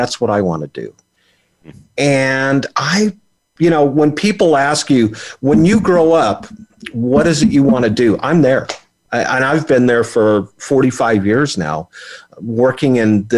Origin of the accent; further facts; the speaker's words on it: Oildale, California, United States; I was born in the Central Valley of California, a little town called Oildale, which is also, its claim to fame is … is from there